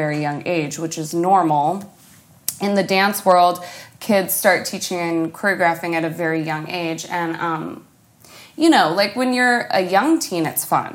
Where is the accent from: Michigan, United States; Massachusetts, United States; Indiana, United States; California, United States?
California, United States; the Bay Area; we're from the Bay Area, so my mom choreographed the halftime shows at Candlestick Park, and we were really close with, like, the 49ers production team, and we were always on the field, and that was another big part of my childhood